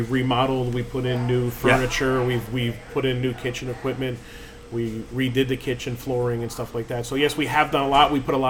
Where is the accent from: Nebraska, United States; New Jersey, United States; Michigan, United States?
New Jersey, United States; moved away; where I grew up in New Jersey